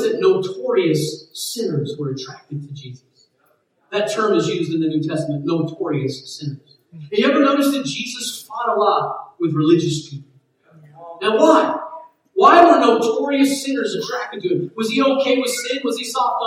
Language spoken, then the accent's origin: English; United States